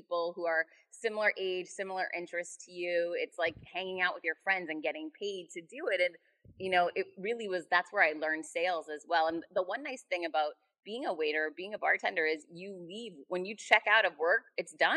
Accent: Worcester, Massachusetts, United States; I grew up in Worcester, Mass

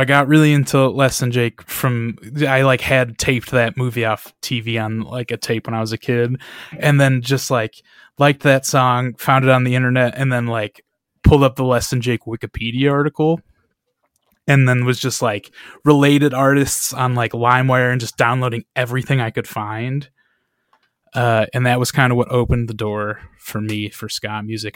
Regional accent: Michigan, United States; we are from Michigan

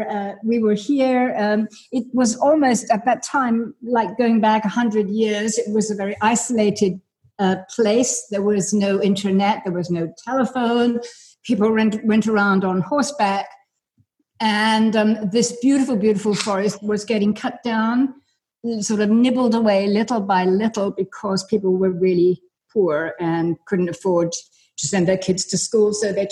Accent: England, United Kingdom; born there; I was born in England. He was born in Kenya. We lived in many, many parts of the world

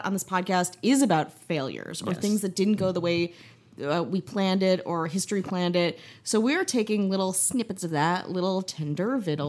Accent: Wisconsin, United States; I'm from Wisconsin.

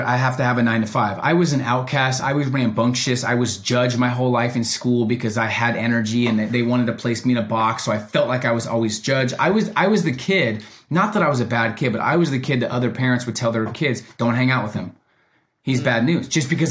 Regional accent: Oregon, United States; also born or lived in Oakland, California; I was born in Oakland, California for the first three, four years. And then I moved to Oregon. So being raised in Oregon

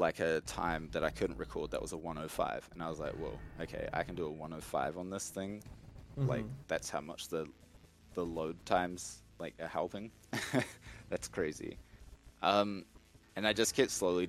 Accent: New Zealand; I'm from New Zealand

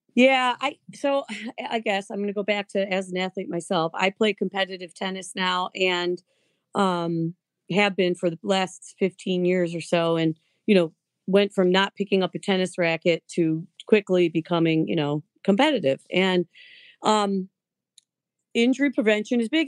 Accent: Lakewood, Ohio, United States; also born or lived in Westlake; grew up in lakewood

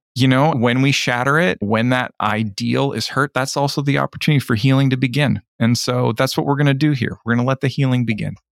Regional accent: Ontario, Canada; a good Canadian who didn't live in Toronto

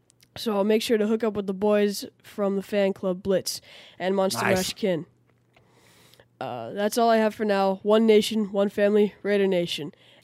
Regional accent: New Jersey, United States; moved away as an adult; now in Palm Coast, United States; Born and raised in New Jersey, I moved to Palm Coast, Florida, just south of St. Augustine on the East Coast 33 years ago.

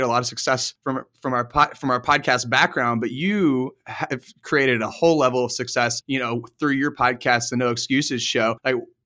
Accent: Midwest, United States; We're both from the Midwest

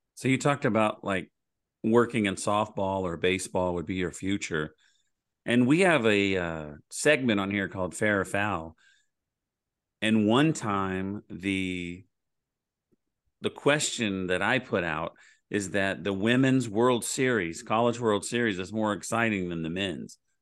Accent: Oklahoma, United States; I'm from Oklahoma

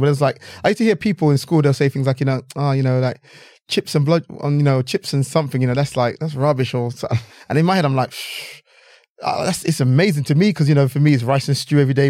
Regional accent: London, United Kingdom; I grew up in London, England, you know, this is, this is the, you know, the culture I grew up in.

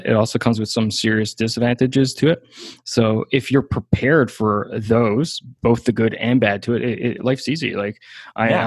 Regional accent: Newfoundland and Labrador, Canada; moved away as an adult; I'm from a super small hometown. Like, my hometown was only a couple hundred people.

